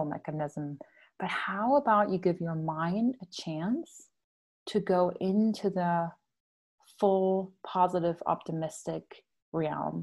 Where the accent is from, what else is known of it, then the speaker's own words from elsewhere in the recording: Germany; moved away; I'm from Germany. You probably picked up my accent by now